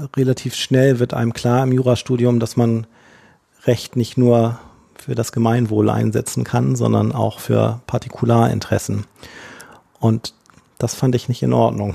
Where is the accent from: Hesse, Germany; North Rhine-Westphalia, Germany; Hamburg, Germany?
Hamburg, Germany; ich tatsächlich gebürtiger Hamburger bin, dann im Hamburger Umland in die Schule gegangen bin